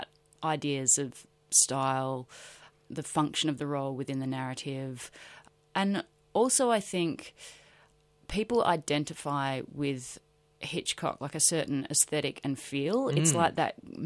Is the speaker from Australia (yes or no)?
yes; Adelaide, South Australia, Australia; also born or lived in Broken Hill, New South Wales; when I was growing up in Adelaide.